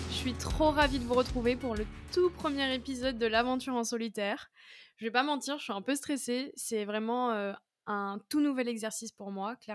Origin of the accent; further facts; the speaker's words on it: southern France, France; je viens du sud de la France, même si j'ai beaucoup bougé dans ma vie.